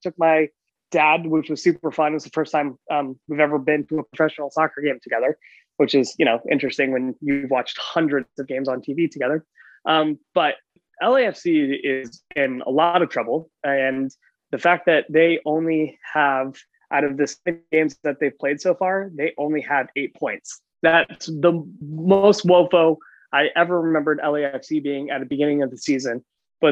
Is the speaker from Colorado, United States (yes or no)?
yes; Colorado, United States; now in Los Angeles, United States; I was born and raised in Colorado